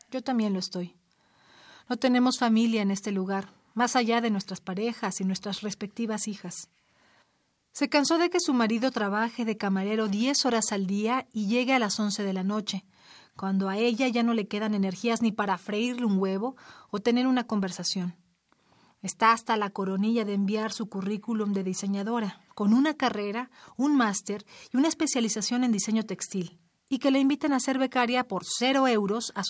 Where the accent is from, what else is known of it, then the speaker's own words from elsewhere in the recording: Lima, Peru; moved away as an adult; now in Barcelona, Spain; Yo, como ella, hace igual cantidad de años me mudé de Lima a Barcelona. Hemos madurado lejos de todo. Nos hemos vuelto madres en el extranjero